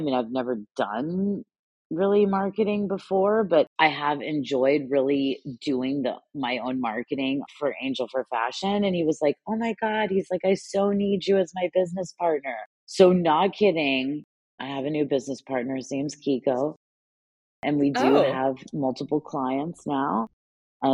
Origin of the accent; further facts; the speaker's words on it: United States; Well, I mean, I'm pretty lucky. So I'm a dual citizen. Obviously, I'm American. I have an American passport. And then I am half Italian.